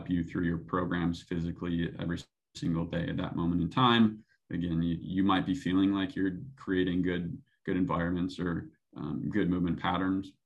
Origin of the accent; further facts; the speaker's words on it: Minnesota, United States; moved away as an adult; now in Phoenix, United States; more of a purist from Minnesota